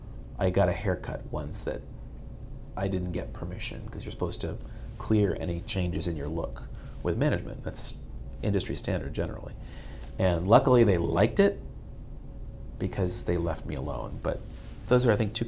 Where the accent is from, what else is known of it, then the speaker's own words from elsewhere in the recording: Boston, Massachusetts, United States; also born or lived in Washington, D.C. / Fort Myers; now in Miami, United States; I did work briefly in Boston, and it's my hometown